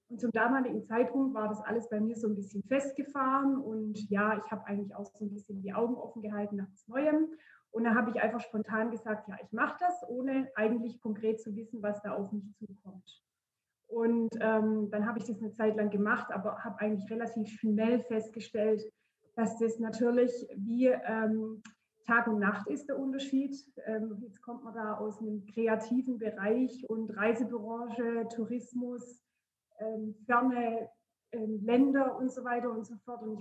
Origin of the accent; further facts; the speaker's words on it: Baden-Württemberg, Germany; Ich bin 36 Jahre alt und ich komme aus der Nähe von Heilbronn.